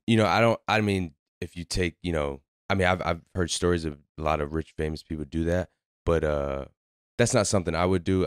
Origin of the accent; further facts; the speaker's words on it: Waterbury, Connecticut, United States; moved away as an adult; we grew up in Waterbury, so we grew up playing basketball together